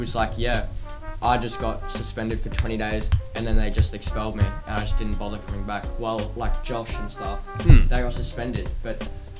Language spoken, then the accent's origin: English; England, United Kingdom; Oh, well, okay, I'm English and my mum's Malaysian, so I'm like a crossbred.